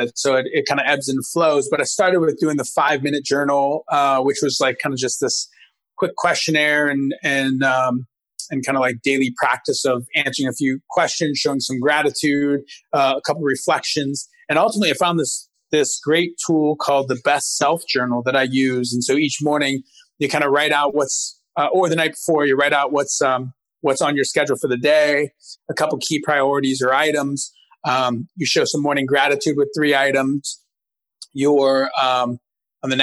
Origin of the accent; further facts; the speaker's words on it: Youngstown, Ohio, United States; moved away as an adult; also born or lived in Chicago; I'm originally from a town, a small town in Northeast Ohio, Youngstown.